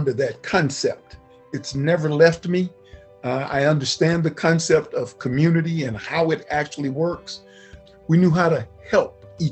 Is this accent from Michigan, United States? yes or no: no; Galena Park, Texas, United States; I grew up in Galena Park in the small community of Galena Manor, Fidelity